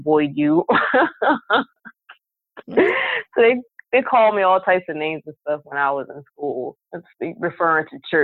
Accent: Philadelphia, Pennsylvania, United States; woman born and raised in North Philadelphia

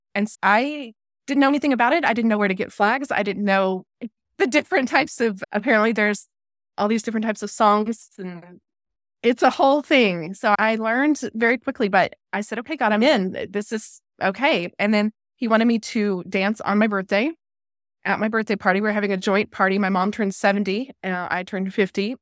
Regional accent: San Antonio, Texas, United States; also born or lived in Biloxi, Mississippi; now in Tyler, United States; I'm originally from San Antonio

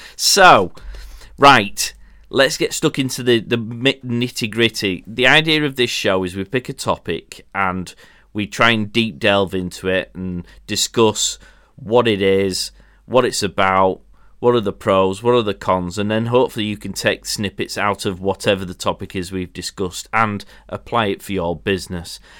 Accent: Yorkshire and the Humber, United Kingdom

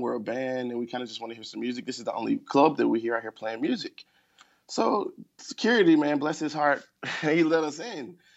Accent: Memphis, Tennessee, United States; I grew up in Memphis

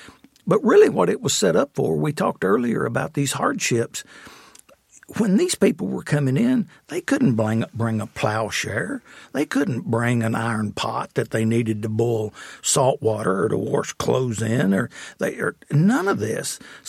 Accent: Jamestown, Kentucky, United States; also born or lived in Grayson, Carter County, Kentucky; I grew up in Jamestown, Kentucky, on Lake Cumberland.

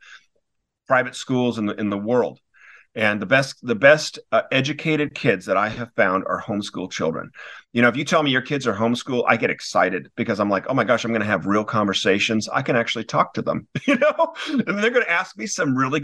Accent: Newport Beach, California, United States; moved away as an adult; also born or lived in Wellesley, Massachusetts; I grew up in Newport Beach, California. I had a wonderful school, had a wonderful elementary school

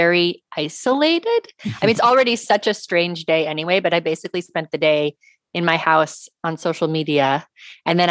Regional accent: West Coast, United States; moved away as an adult; also born or lived in Senegal / New York City; I was from the West Coast

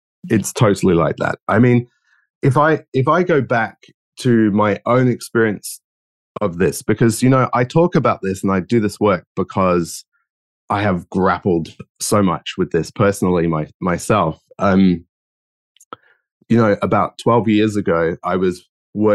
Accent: London, United Kingdom; accent: geographically confused; moved away as an adult; now in Australia; I grew up in London, and now I live in Australia. As you can probably tell by my geographically confused accent.

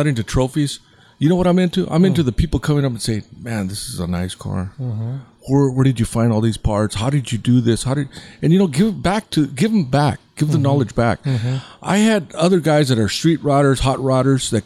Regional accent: Santa Ana, California, United States; when I grew up in Santa Ana, I was like 16, 17

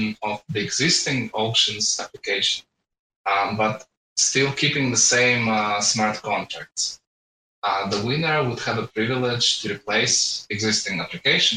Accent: Latvia; I'm from Latvia

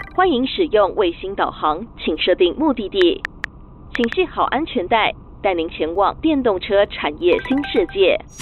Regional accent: Taiwan; 我们台湾人

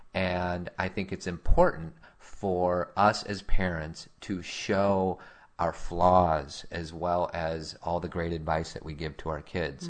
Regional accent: Chicago, Illinois, United States; as a kid growing up in Chicago

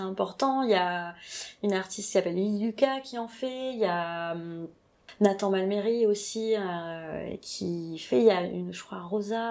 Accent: Toulouse, Occitania, France; je suis toulousaine

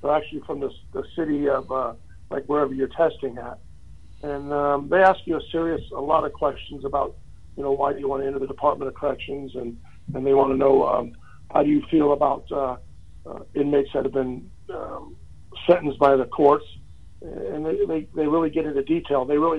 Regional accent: California, United States; I grew up in California most of my life.

